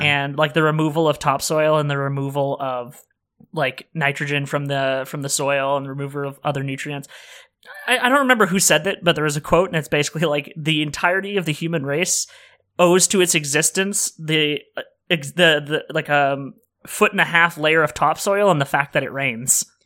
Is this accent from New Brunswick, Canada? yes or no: no; Sudbury, Ontario, Canada; Sudbury, uh, Ontario, which is my hometown